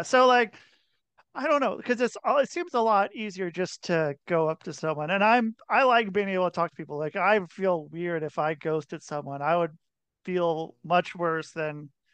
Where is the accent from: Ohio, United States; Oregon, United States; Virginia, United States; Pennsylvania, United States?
Oregon, United States; Portland; moved away as an adult; also born or lived in Minnesota / Salt Lake City, Utah; I grew up in Portland, Oregon.